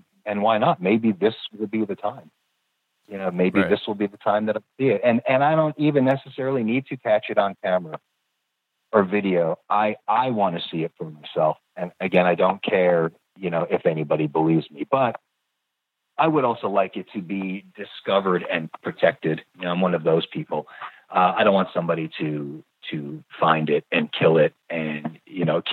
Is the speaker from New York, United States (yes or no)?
yes; the Adirondacks in New York, United States; now in California, United States; I grew up camping in the Adirondacks in New York